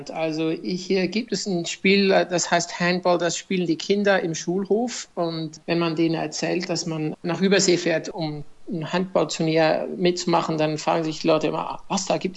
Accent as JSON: {"language": "German", "town": "Zofingen", "region": "Aargau", "country": "Switzerland", "tie": "born or raised there", "said": "Also ich muss Sie noch korrigieren, ich bin nicht aus Deutschland, ich bin aus der Schweiz."}